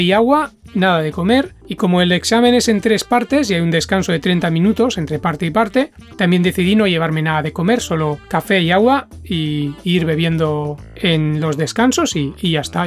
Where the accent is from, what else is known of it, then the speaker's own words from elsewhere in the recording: Spain; now in Japan; soy de España